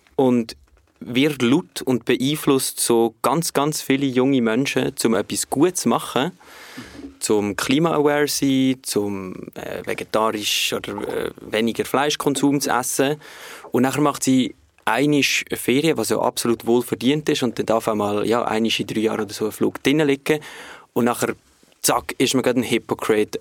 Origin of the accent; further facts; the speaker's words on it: Switzerland; wir in der Schweiz